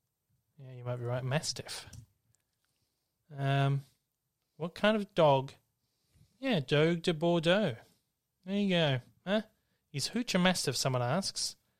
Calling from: Australia; I'm calling in from Australia this morning.

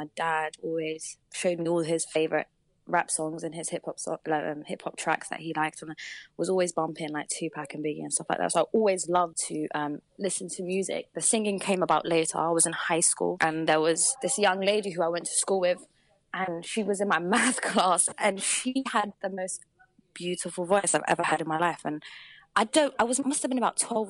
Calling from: London, United Kingdom; I'm calling from London. Ooh. London town.

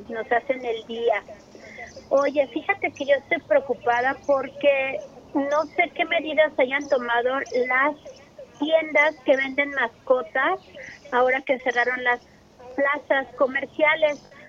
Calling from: Cuautitlán, State of Mexico, Mexico; de Cuautitlán.

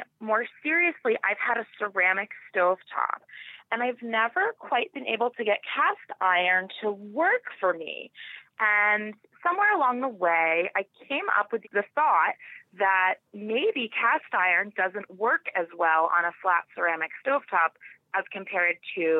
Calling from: Wayne, New Jersey, United States; I'm calling from Wayne, New Jersey.

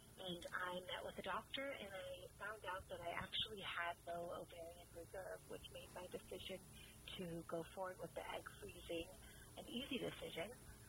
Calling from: Los Angeles, California, United States; I'm calling you from Los Angeles. I just wanted to call in because I am 34 years old

